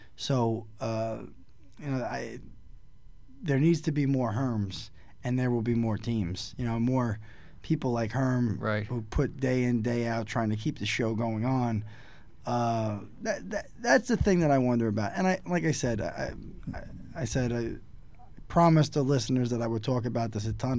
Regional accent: New York City, New York, United States; me kind of growing up in New York City

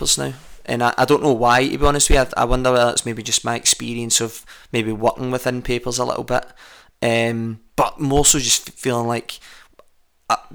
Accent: Abraham Hill, Scotland, United Kingdom; I come from Abraham Hill.

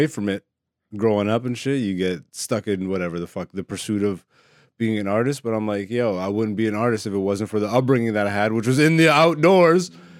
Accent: Canada; also born or lived in Europe; being an African born in Europe and then raised in Canada.

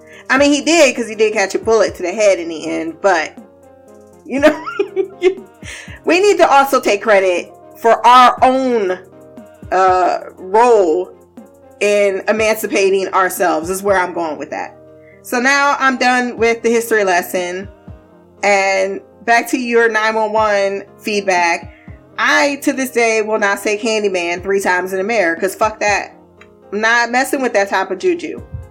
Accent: Southern United States, United States; I am from the South, and I can't say how Midwest people are about spades because I didn't really deal with it so much.

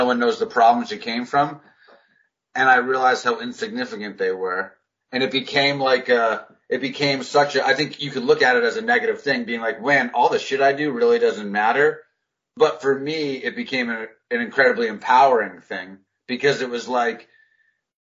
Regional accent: United States; as I've gotten older as an American

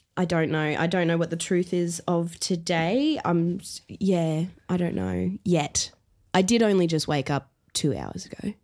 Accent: Brisbane, Queensland, Australia; also born or lived in Elwood, Melbourne; now in Melbourne, Australia; I grew up in Brisbane

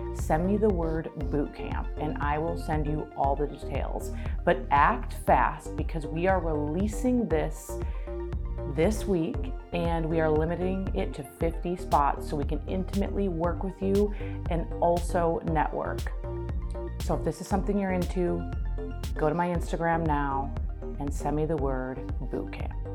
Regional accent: Minnesota, United States; I grew up in Minnesota

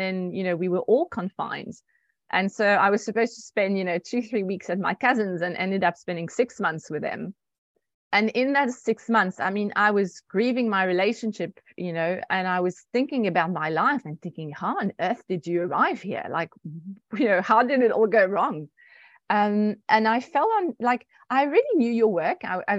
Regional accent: France; And I was like, not at all. I'm French. But yes, I'm also South African through my mom.

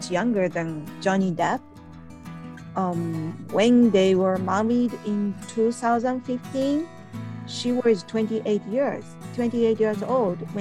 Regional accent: Japan; from Japan

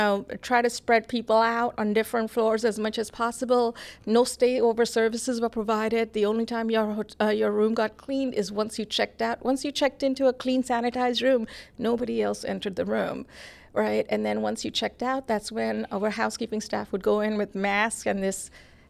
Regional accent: Toronto, Ontario, Canada; now in Atlanta, United States; And which is a reason when you, in contrast to growing up in Toronto, I like this a lot better.

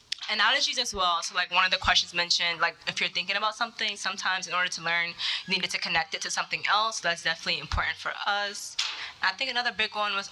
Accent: New York, United States; I'm a senior at Hofstra University studying business management, and I'm from New York

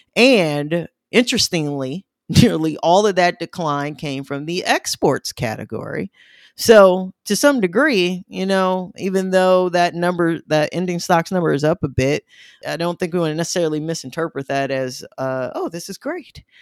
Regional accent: Midwest, United States; accent: Midwestern; my Midwestern accent

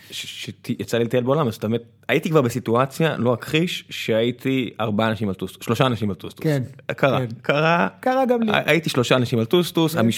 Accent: Israel

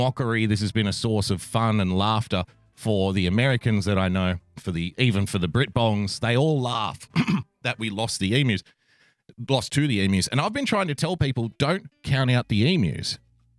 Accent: Australia; I am an Australian from the great land down under

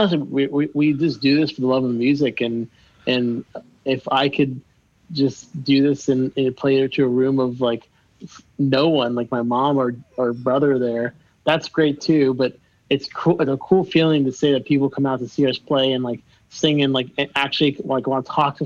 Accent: Miami, Florida, United States; I grew up in Miami, so like we're very like we talk with our hands

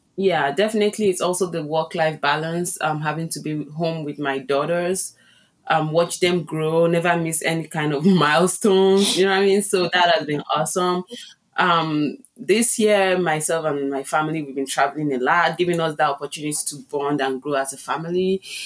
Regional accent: Nigeria; moved away as an adult; also born or lived in Chicago, United States; now in Las Vegas, United States; I was born in Nigeria. It's, um, it's a country in West Africa. And, um, I moved into, um, to the U S six years ago

